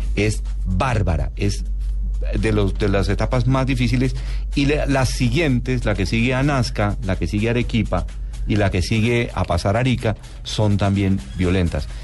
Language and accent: Spanish; Colombia; nosotros como colombianos